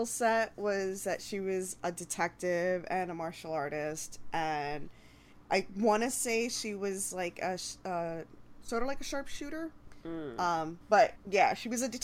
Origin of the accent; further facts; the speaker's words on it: New York, United States; I'm from New York